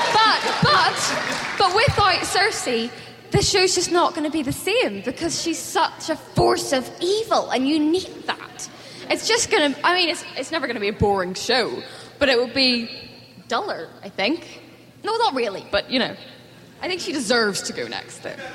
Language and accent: English; Northern Ireland, United Kingdom; accent: Northern Irish; which is set in Northern Ireland, so I got to do my own accent for like the first time